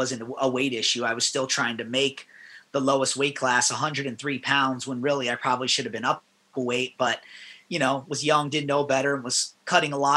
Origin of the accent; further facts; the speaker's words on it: Las Vegas, Nevada, United States; moved away as an adult; also born or lived in Tempe, Arizona / Iowa; I grew up in Las Vegas